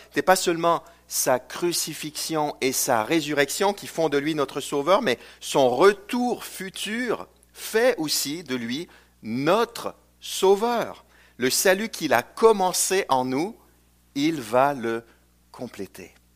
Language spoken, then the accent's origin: French; Canada; also born or lived in Chicago, United States; je viens du Canada francophone